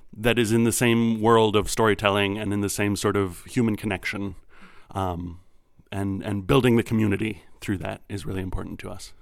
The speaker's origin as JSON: {"language": "English", "town": "Minneapolis", "region": "Minnesota", "country": "United States", "tie": "born or raised there", "moved": "yes", "lives_now": "Chicago, United States", "said": "I grew up in Minneapolis"}